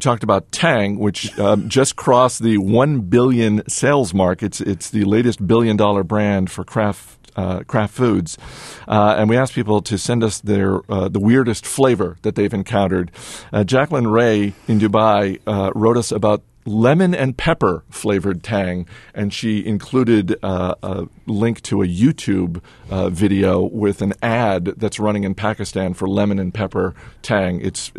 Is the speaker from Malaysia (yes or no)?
no; Canada; Also, I'm Canadian, so I can't help but root for a fellow Canadian.